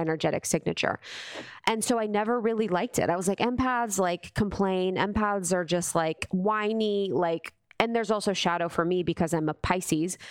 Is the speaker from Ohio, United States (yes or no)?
yes; Ohio, United States; I grew up in Ohio